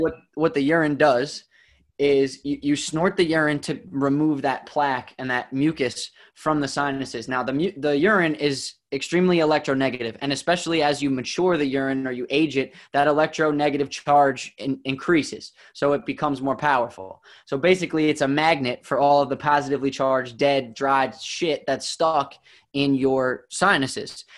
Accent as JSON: {"language": "English", "region": "New Jersey", "country": "United States", "tie": "born or raised there", "said": "I grew up in New Jersey"}